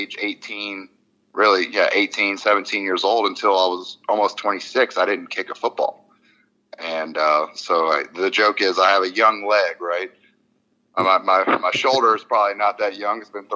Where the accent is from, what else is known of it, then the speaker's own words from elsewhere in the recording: Louisiana, United States; I'm from Louisiana